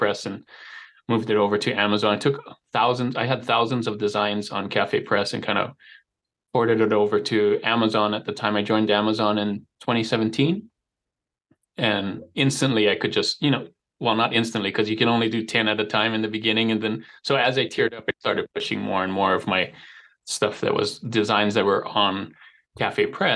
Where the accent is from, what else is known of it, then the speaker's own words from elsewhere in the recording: Hawaii, United States; moved away as an adult; now in Utah, United States; I was born and raised in Hawaii, so you may have picked up a slight accent.